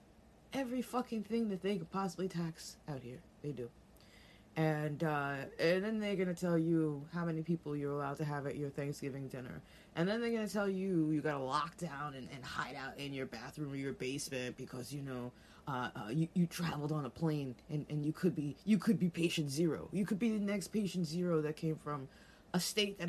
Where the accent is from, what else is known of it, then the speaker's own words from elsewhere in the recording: New York, United States; being a New Yorker, I was born and raised here. I grew up here